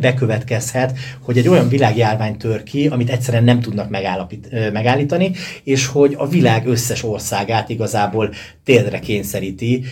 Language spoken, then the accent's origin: Hungarian; Sárospatak, Borsod-Abaúj-Zemplén, Hungary; gyerekként a szálloda falai között nőttem fel